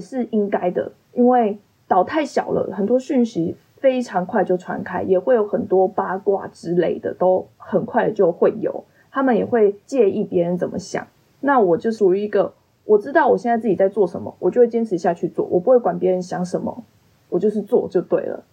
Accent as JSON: {"language": "Chinese", "region": "Kaohsiung", "country": "Taiwan", "moved": "as an adult", "lives_now": "Dongyin, Taiwan", "said": "因为我是高雄人"}